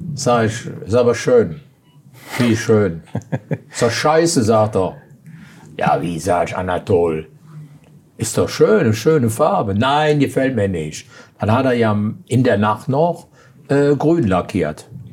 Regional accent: Aachen, North Rhine-Westphalia, Germany; Ich bin aus Aachen.

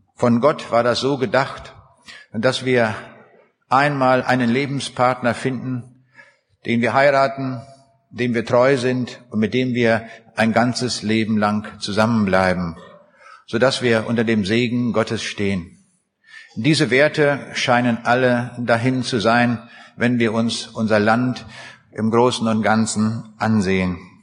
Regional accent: Braunschweig, Lower Saxony, Germany; Ich komme aus der Stadt Braunschweig

